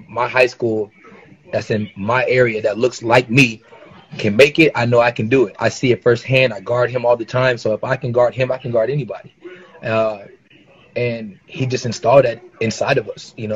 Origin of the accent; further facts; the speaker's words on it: Seattle, Washington, United States; I'm a guy from Seattle, who was 5 foot nothing